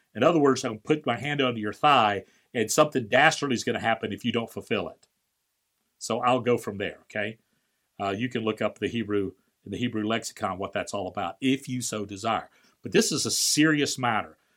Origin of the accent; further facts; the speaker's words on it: Valparaiso, Florida, United States; my hometown of Valparaiso, Florida